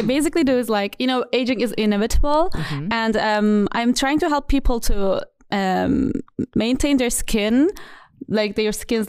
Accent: Turkey; now in Stuttgart, Germany; I'm come from Turkey.

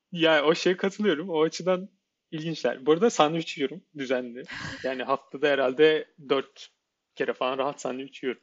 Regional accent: Ankara, Turkey; moved away; also born or lived in Netherlands; Ben bir Ankaralı olarak, Ankara'da yaşayan bir insan olarak ya her sene bir kere falan geliyorduk İstanbul'a neredeyse

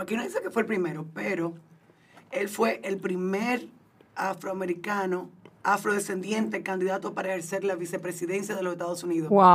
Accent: Dominican Republic; nosotros los dominicanos tenemos un acento

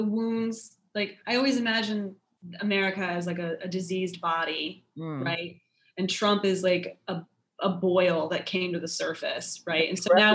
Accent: Naples, Florida, United States; I was certainly ensconced in our in Naples, Florida, you know, the hotbed of rich conservative, you know, old people

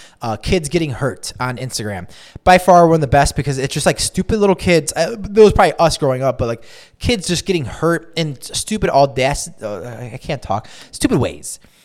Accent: Chicago, Illinois, United States; where I grew up in Roscoe Village

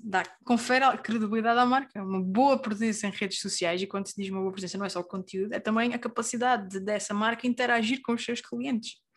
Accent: Terceira Island, Azores, Portugal; now in Lisbon, Portugal; nascida e criada na Ilha Terceira, nos Açores, a viver em Lisboa neste momento

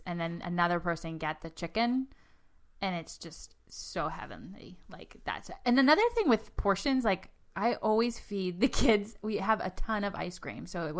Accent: Boston, Massachusetts, United States; accent: Boston; Gosh, my Boston accent comes out.

